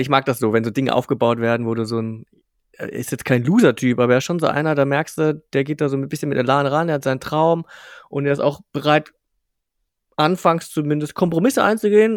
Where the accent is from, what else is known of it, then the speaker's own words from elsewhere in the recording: Bavarian provinces, Germany; wir kommen jetzt aus dem Kaff, also wirklich aus, aus, aus, aus jetzt nicht allertiefste bayerische Provinz, aber schon so bisschen Provinz